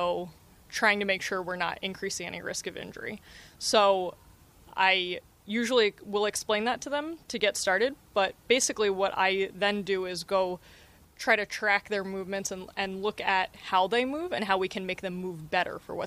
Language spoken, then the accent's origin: English; New Jersey, United States; also born or lived in Philadelphia; I grew up in New Jersey, South Jersey, so I grew up as a Phillies fan